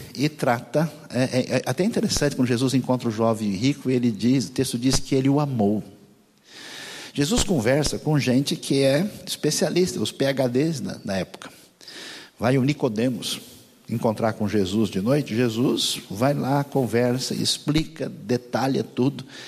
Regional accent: Brazil; eu sou brasileiro

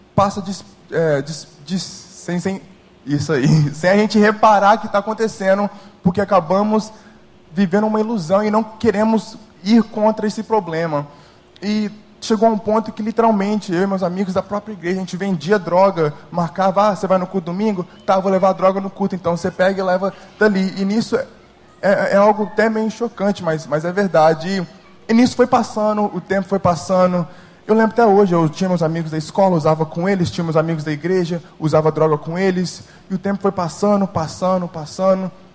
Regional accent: New Jersey, United States; moved away as an adult; now in Brazil; eu não nasci no Brasil, nem fui criado aqui. Eu fui nasci, nasci nos Estados Unidos, no estado de Nova Jersey, e fiz ensino fundamental, ensino médio, até alguns semestres de faculdade nos Estados Unidos

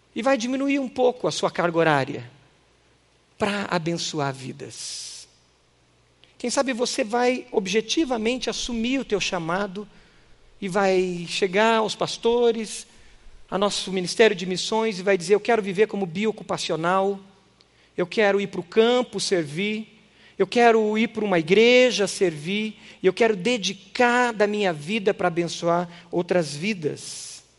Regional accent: Brazil; nossa cultura brasileira

